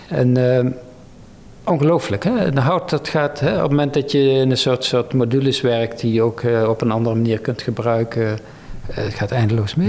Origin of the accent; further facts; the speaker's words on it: North Brabant, Netherlands; ik kom uit Brabant